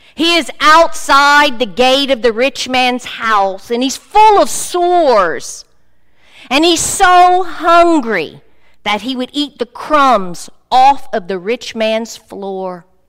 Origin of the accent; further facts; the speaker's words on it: South Louisiana, United States; I'm from South Louisiana